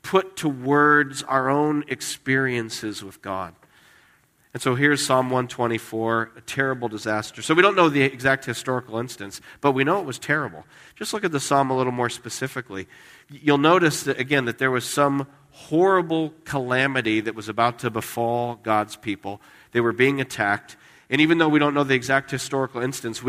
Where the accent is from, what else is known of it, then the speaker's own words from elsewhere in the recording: Las Vegas, Nevada, United States; moved away; I grew up in Las Vegas.